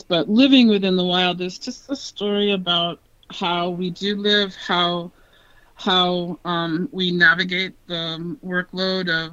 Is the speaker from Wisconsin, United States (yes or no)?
no; Northern California, United States; moved away as an adult; now in Alaska, United States; I came from California, from Northern California. I went to nursing school originally, and I came up here to work in public health